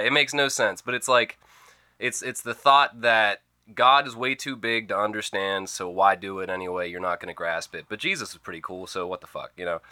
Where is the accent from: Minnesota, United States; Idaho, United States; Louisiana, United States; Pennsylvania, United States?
Pennsylvania, United States; Oil City; moved away; I come from Oil City, Pennsylvania, birthplace of the oil industry